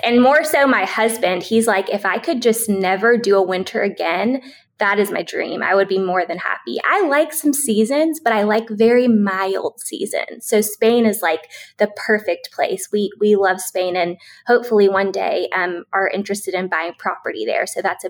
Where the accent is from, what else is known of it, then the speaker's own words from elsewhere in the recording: Tennessee, United States; Yeah. I'm a Southern girl at heart, but my parents are both New Yorkers.